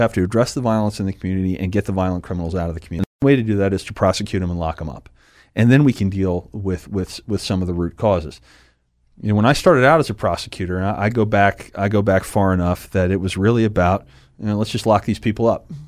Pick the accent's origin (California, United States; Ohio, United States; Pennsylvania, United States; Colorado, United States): Pennsylvania, United States; Harrisburg; also born or lived in West Chester, Pennsylvania / Pottsville, Pennsylvania; I've lived here my, my, my, my, well, since I was three. I was born in Westchester outside of Philadelphia, but, uh, came to Pottsville after that and then been in the, in the Harrisburg area since then